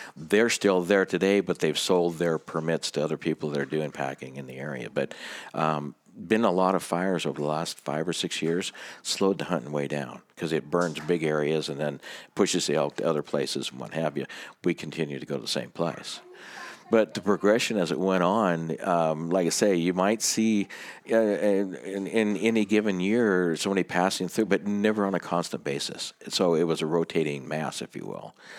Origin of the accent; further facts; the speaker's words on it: Startup, Washington, United States; Startup Washington.